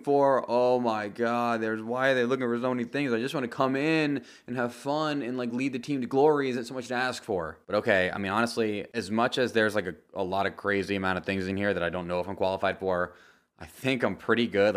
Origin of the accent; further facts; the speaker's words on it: United States; as an American